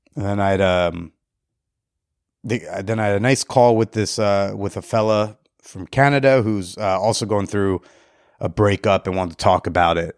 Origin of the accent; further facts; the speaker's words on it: New Jersey, United States; as a Jersey native